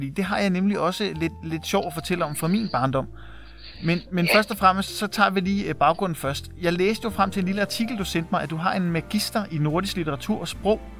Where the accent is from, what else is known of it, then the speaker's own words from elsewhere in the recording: Værløse, Capital Region of Denmark, Denmark; Og jeg er opvokset i Værløse.